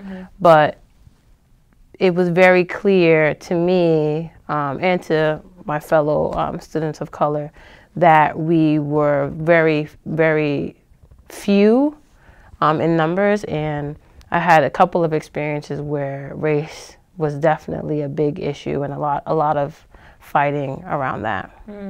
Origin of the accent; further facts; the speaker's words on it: Boston, Massachusetts, United States; I was from the Boston area